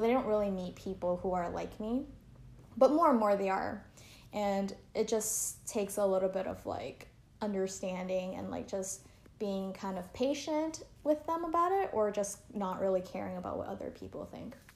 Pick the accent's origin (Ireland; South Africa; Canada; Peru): Canada; now in Taiwan; I grew up in Canada